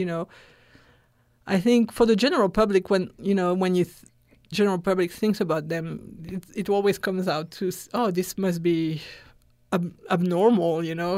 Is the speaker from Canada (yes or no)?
no; France; moved away as an adult; also born or lived in Texas; I was raised in France